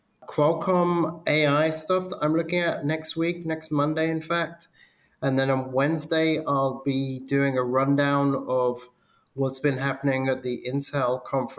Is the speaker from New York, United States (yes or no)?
yes; New York City, New York, United States; I've been going around a lot in my hometown of Brooklyn